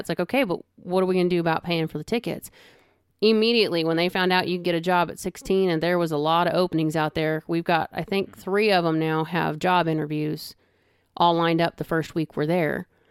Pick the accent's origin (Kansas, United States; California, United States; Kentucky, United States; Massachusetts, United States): California, United States; moved away as an adult; I'm a California girl, born and raised